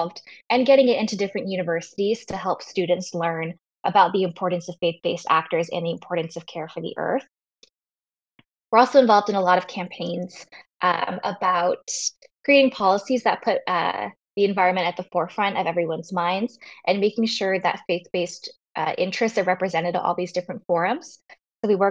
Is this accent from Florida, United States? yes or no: yes; Florida, United States; moved away as an adult; now in Chicago, United States; I grew up on a little island off the coast of Florida